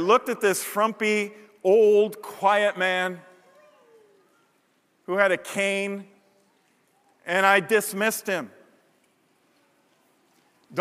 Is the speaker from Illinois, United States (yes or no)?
yes; Chicago, Illinois, United States; my church growing up in Chicago.